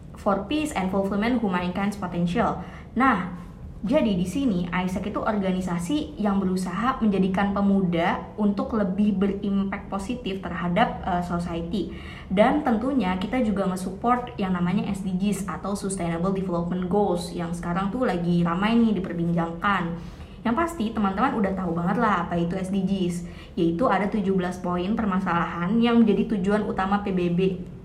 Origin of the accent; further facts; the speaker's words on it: Indonesia; aku nggak sendiri dari Indonesia